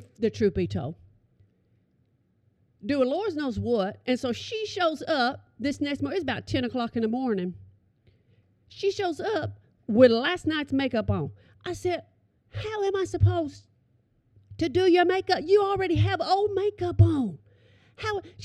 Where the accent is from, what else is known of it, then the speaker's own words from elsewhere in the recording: Oklahoma, United States; I'm from Oklahoma